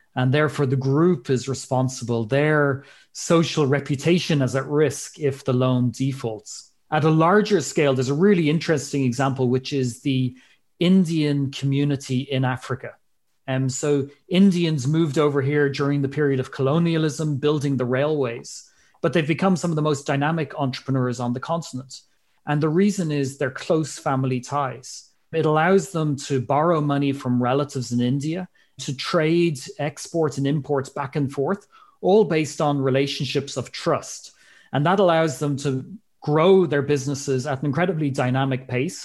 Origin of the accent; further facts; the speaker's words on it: Ireland; moved away as an adult; also born or lived in Switzerland / Kenya; as you might be able to tell from my accent, I'm from Ireland originally.